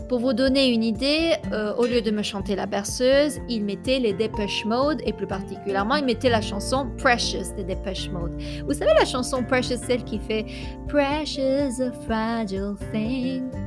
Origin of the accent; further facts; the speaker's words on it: France; also born or lived in Italy; Je suis née en Italie. Mon papa est de Rapallo, qui est une petite ville à côté de Gênes, et ma maman, elle est de Rome. Et j'ai vécu euh, en Italie les quatre premières années de ma vie et ensuite, ben, on a tous déménagé euh, en France.